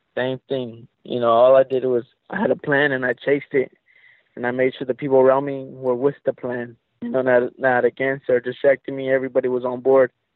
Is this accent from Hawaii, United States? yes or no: no; Stockton, California, United States; moved away as an adult; now in Las Vegas, United States; I was born and raised right there in Stockton, but I just moved right here to Vegas uh, in February